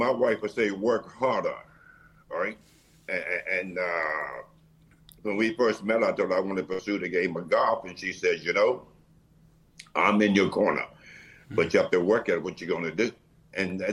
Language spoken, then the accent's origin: English; Roxboro, North Carolina, United States; we grew up in the Carolinas, a little town called Roxburgh, North Carolina